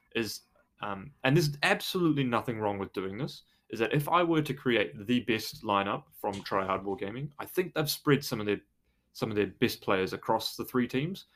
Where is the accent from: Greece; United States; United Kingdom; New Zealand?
New Zealand; I'm from New Zealand